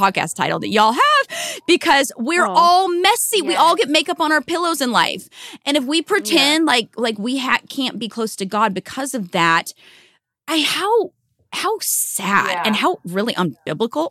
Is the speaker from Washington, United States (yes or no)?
yes; small town outside of Seattle, Washington, United States; I'm from Seattle or Washington State originally